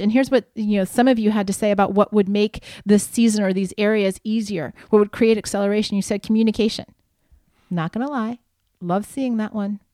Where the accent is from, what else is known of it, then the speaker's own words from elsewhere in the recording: Midwest, United States; also born or lived in Palm Desert, California; now in California, United States; growing up in the Midwest